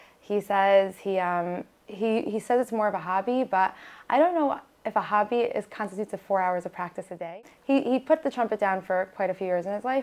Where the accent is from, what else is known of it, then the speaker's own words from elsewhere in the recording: New York City, New York, United States; first language Hebrew; English is a second language; also born or lived in Toronto / Long Island; I grew up in Brooklyn, born in Maimonides